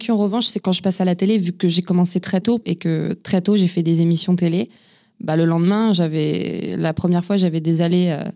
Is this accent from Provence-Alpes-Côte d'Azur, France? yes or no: no; Lyon, Auvergne-Rhône-Alpes, France; also born or lived in Ain; Je suis né à Montplaisir, c'est à Lyon. J'ai grandi, euh, on a beaucoup déménagé euh, avec ma famille. J'ai grandi à Lyon, euh, j'ai grandi aussi, j'ai vécu dans l'Ain aussi.